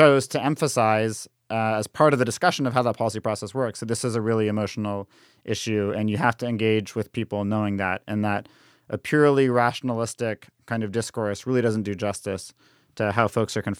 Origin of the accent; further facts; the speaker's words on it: Canada; now in United States; I'm from Canada